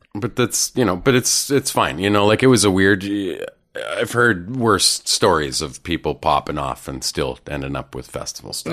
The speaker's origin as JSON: {"language": "English", "country": "Canada", "also_born_or_lived": "Vancouver", "lives_now": "Toronto, Canada", "said": "as a Canadian comedian"}